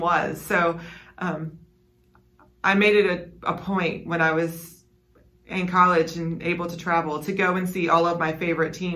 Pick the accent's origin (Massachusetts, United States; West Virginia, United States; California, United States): West Virginia, United States; I grew up in West Virginia